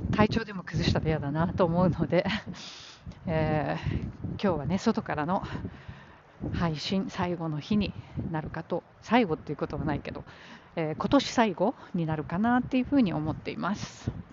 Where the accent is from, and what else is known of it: Japan; born or raised there; now in New York, United States